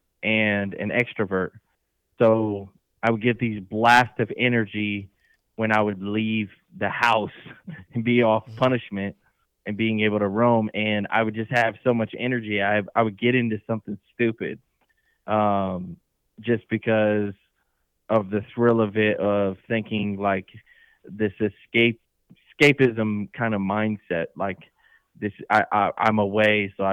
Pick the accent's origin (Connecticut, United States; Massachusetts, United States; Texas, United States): Connecticut, United States; moved away as an adult; now in Indiana, United States; I am originally born and raised in Connecticut on the East Coast.